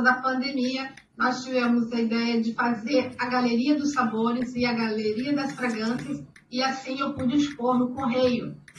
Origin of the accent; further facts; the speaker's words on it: Rio de Janeiro, Brazil; moved away as an adult; now in Liechtenstein; como é que é sair do Rio de Janeiro, é, que eu vim do Rio